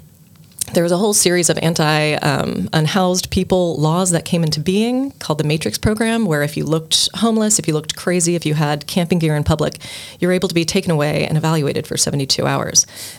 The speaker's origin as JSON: {"language": "English", "town": "Dallas", "region": "Texas", "country": "United States", "tie": "born or raised there", "also_born_or_lived": "California / Mexico / Guatemala / Hawaii", "moved": "as an adult", "lives_now": "Cork, Ireland", "said": "I grew up in Texas, and I grew up in Dallas, Texas."}